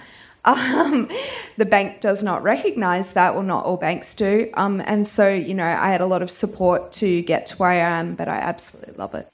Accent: Gracetown and Fitzroy Crossing, Western Australia, Australia; also born or lived in Perth / Dunsborough; I grew up in Gracetown and also in Fitzroy Crossing. I moved to Perth for high school and university

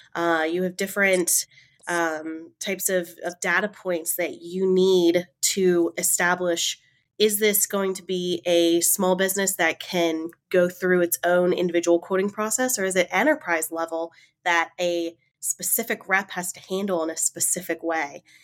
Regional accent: Raleigh, North Carolina, United States; accent: southern drawl; I, I definitely have the little southern drawl. I am from Raleigh, North Carolina, in the States

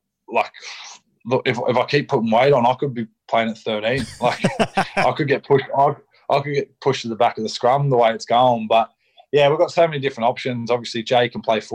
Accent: Shellharbour, New South Wales, Australia; moved away; I'm from Release, from Shell Harbour, so we're from 5 minutes away

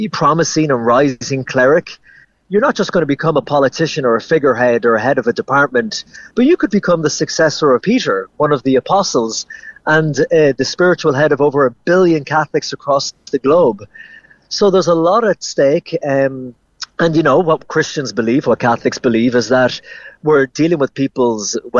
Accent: Ennis, Munster, Ireland; moved away as an adult; also born or lived in New York; now in Rome, Italy; I'm from Ennis and Clare

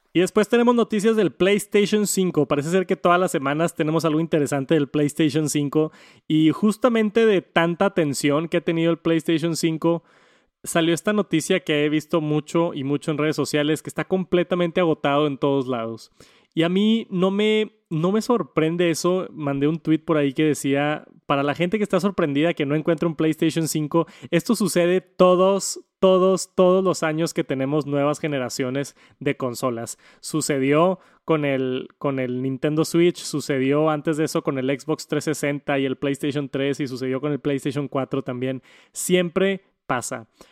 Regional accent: Mexico; como mexicano

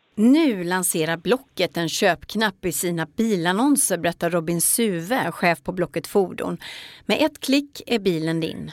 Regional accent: Ulricehamn, Västra Götaland, Sweden; Jag är från Ulricehamn.

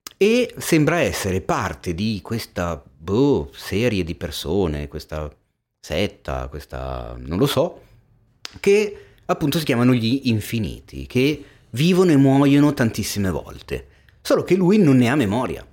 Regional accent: Milan, Lombardy, Italy; nato e cresciuto a Milano

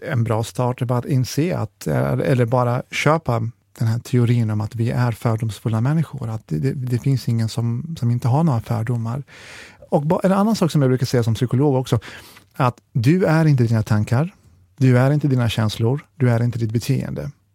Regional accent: Jönköping, Jönköping County, Sweden; vi är från Jönköping

